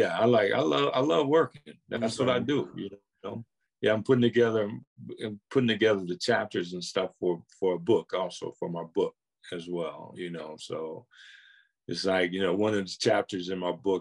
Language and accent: English; Akron, Ohio, United States; I had a ball growing up in Akron